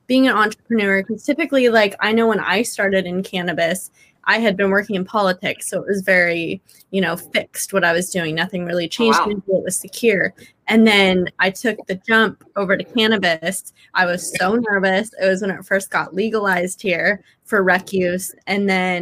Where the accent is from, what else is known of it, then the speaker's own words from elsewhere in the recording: Redding, California, United States; also born or lived in Bishop, California / Cottonwood, California / Sacramento, California; I grew up in Redding